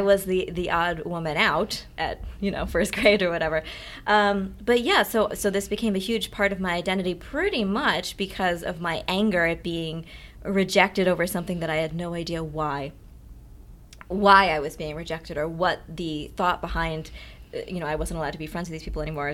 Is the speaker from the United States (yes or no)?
yes; Amherst, Massachusetts, United States; I grew up in Amherst, Massachusetts.